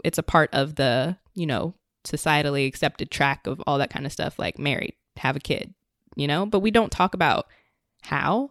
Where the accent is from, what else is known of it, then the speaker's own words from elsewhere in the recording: Richmond, Virginia, United States; moved away as an adult; now in New York, United States; I'm originally from Richmond, Virginia, was living in Northern Virginia, I think, right before moving to New York.